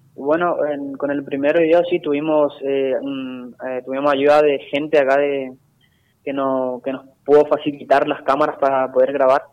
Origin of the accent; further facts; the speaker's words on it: Itatí, Corrientes, Argentina; mi pueblo